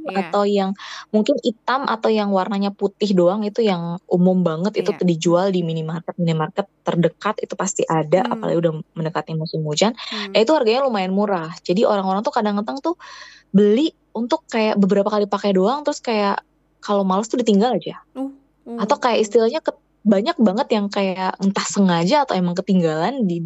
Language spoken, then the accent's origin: Indonesian; Indonesia; moved away as an adult; now in South Korea